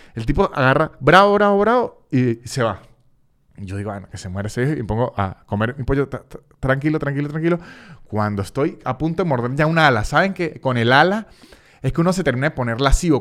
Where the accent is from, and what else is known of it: Venezuela; moved away